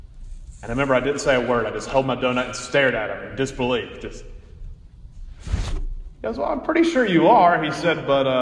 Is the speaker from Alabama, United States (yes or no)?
yes; Montgomery, Alabama, United States; I grew up in Montgomery, Alabama, at Church of the Holy Spirit Parish